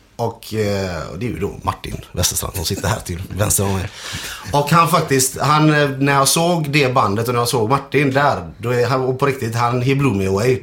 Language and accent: Swedish; Sweden; jag är född i Sverige